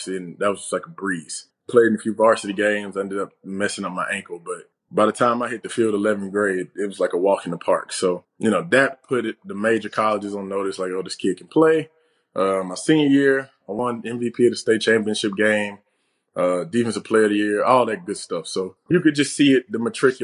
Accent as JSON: {"language": "English", "region": "Alabama", "country": "United States", "tie": "born or raised there", "said": "my hometown"}